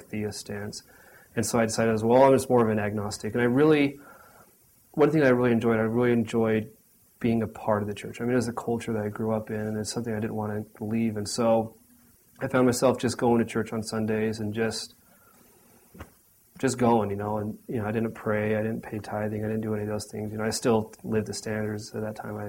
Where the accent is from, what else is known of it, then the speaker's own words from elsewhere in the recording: Sandy, Utah, United States; now in Orem, United States; Grew up in Sandy, Utah for the most part.